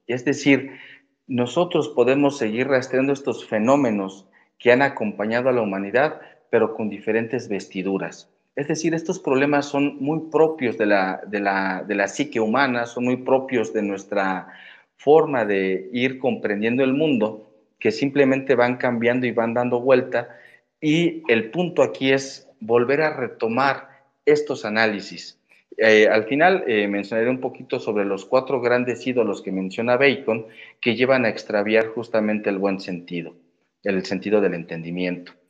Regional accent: Mexico; yo como mexicano

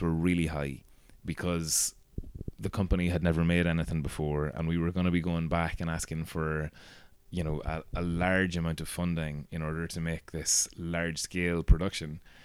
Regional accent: Castleblayney, Ulster, Ireland; I grew up in Castleblaine

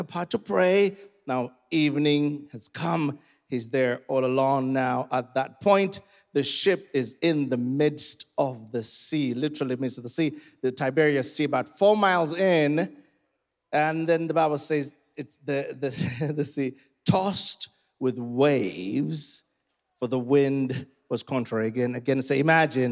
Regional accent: Uganda; I'm from Uganda, and here, for us, we tell stories. I come from a 3,000-year, tribe

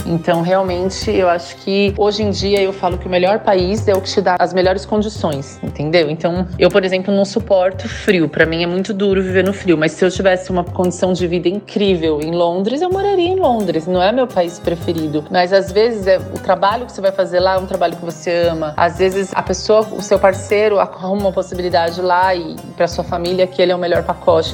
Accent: Brazil; moved away as an adult; now in Dubai, United Arab Emirates; eu sou do Brasil

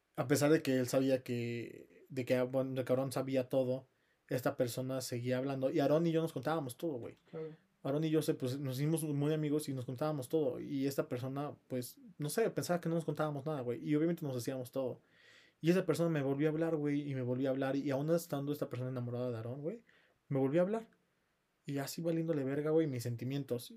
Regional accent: Pachuca, Hidalgo, Mexico; yo soy de Pachuca

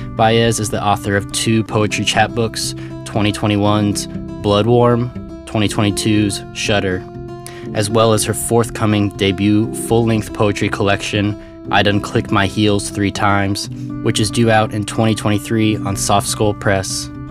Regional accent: Kansas City, Missouri, United States; moved away as an adult; also born or lived in Portland, Oregon; now in Texas, United States; born and raised in Kansas City area, Missouri side

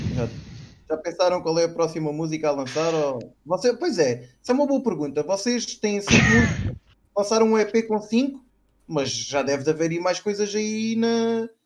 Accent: Setúbal, Portugal; da minha terra, de Setúbal

